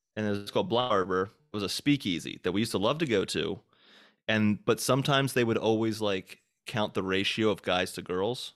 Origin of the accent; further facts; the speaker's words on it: Hagerstown, Maryland, United States; also born or lived in Boston / New York; now in Nashville, United States; back in my hometown of Maryland